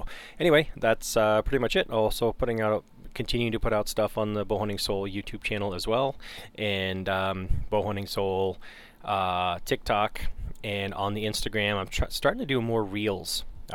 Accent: Canada; now in United States; I grew up in Canada, but I've been gone, you know, for a long time, right? I mean, we moved to the States in 91

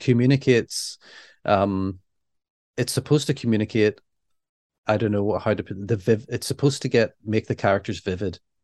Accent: Northern Ireland, United Kingdom; we're Northern Irish.

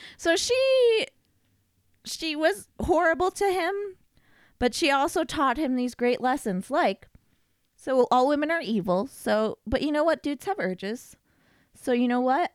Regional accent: Nevada, United States; Like, we're from Nevada

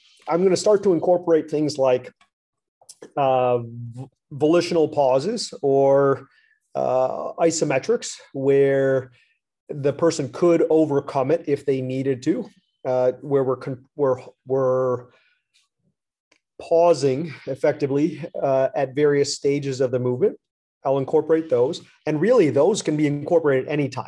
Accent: United States; as an American

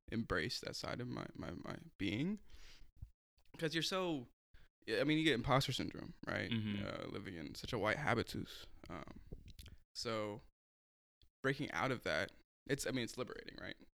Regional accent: Portland, Oregon, United States; growing up in Portland, being a person of color, being a brown dude, sucks

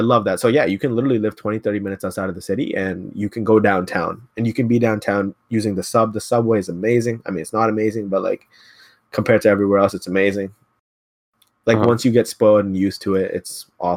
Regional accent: Ottawa, Ontario, Canada; moved away as an adult; also born or lived in Mississauga; we're from Ottawa

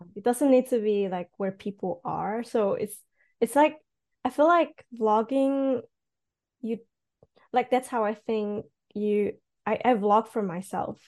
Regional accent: Switzerland; first language Cantonese; English is a second language; moved away as an adult; now in Japan; I'm actually from Switzerland.

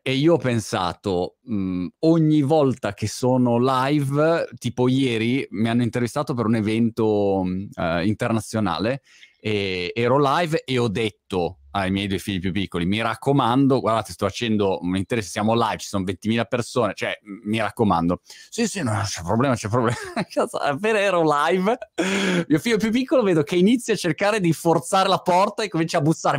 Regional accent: Milan, Lombardy, Italy; che è la mia città d'origine, Milano, la mia Milano

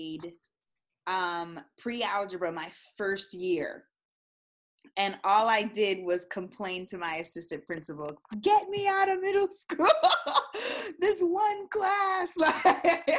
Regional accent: Florida, United States; also born or lived in Massachusetts; I was born in Massachusetts. I was raised in Florida. We moved here probably when I was 3 years old

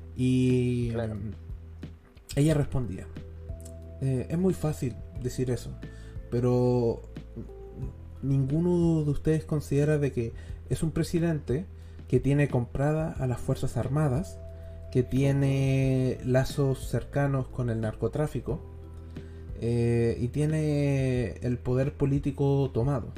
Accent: Chile; soy chileno

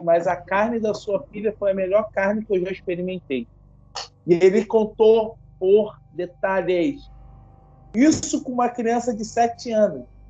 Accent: Rio de Janeiro, Brazil; Sou do Rio de Janeiro

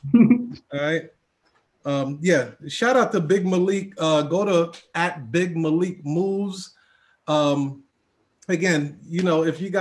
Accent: New York, United States; I'm from New York. We're brash like

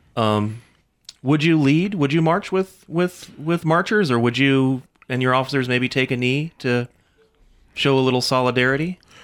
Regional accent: California, United States; moved away as an adult; now in Mississippi, United States; I grew up in California

